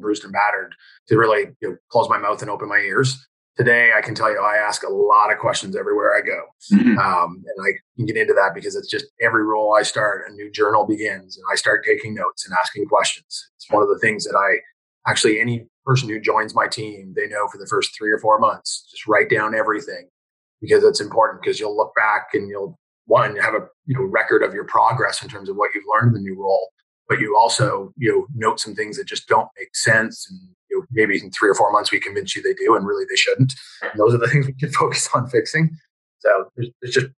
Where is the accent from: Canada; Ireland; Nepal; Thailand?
Canada; I was from Canada